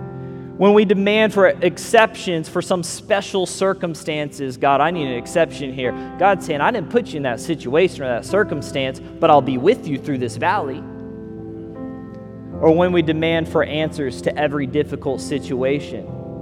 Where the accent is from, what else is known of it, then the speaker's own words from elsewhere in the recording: Missouri, United States; also born or lived in Las Vegas / California; now in Southwest Florida, United States; I tell people I'm from California was our last stop, but I'm originally from Missouri. Missouri, Las Vegas, California, now to Southwest Florida.